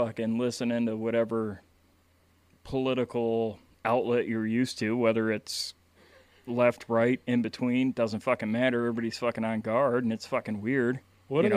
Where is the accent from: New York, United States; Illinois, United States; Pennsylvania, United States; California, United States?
Illinois, United States; Chicago; now in Wisconsin, United States; I'm from Chicago myself